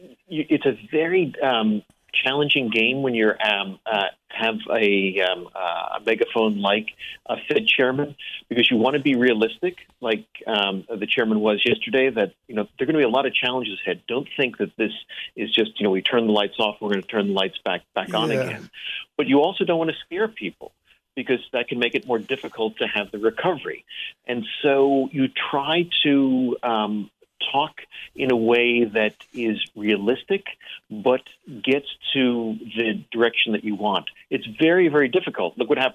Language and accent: English; Englewood, New Jersey, United States; born there; And Randy, I was born in Englewood, New Jersey.